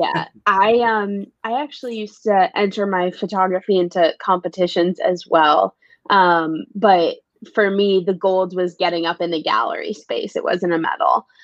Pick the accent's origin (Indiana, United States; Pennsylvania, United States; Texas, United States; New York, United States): New York, United States; New York City; also born or lived in Los Angeles, California; It's my home. Uh, born and raised here